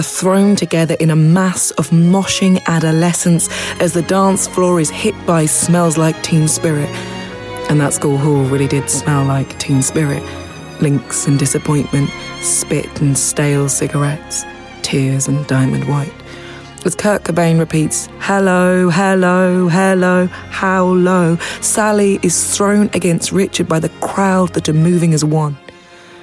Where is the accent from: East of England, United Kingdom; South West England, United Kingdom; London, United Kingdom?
East of England, United Kingdom; Watford; now in Birmingham, United Kingdom; I grew up in Watford